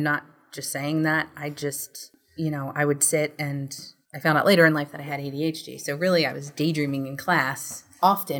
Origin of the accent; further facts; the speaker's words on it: suburbs of Philadelphia, Pennsylvania, United States; I was born right outside of Philadelphia in one of the suburbs